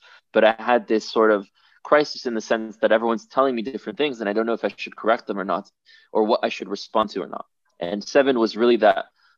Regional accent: Miami, Florida, United States; also born or lived in France / Israel; I was born in France, moved to Israel when I was 3, then moved to Miami when I was 5

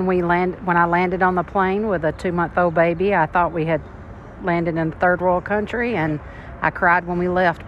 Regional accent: Oxford, Alabama, United States; now in Kansas, United States; I'm from Alabama.

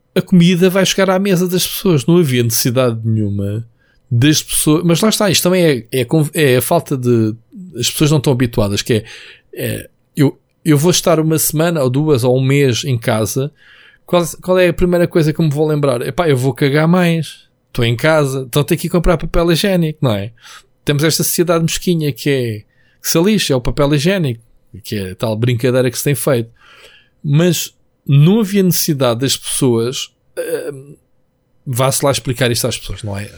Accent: Trafaria, Lisbon, Portugal; Quando era puto, eu morava na Trafaria

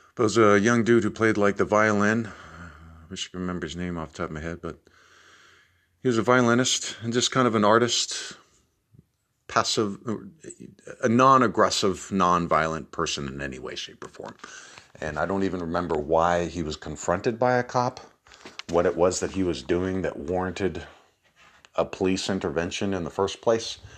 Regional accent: United States; as an American

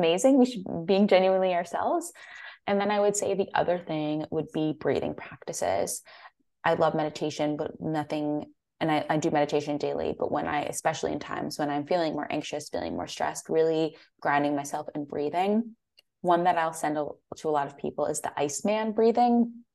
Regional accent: Connecticut, United States; moved away as an adult; also born or lived in San Francisco, California; I'm from the East Coast, from Connecticut

